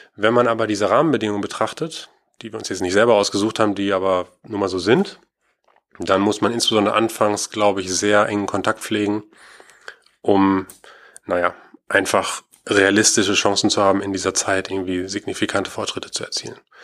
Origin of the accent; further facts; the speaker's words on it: Schloss Holte-Stukenbrock, North Rhine-Westphalia, Germany; also born or lived in Aachen / Paderborn; Ich komme hier aus Ostwestfalen-Lippe, aus Schloss Holte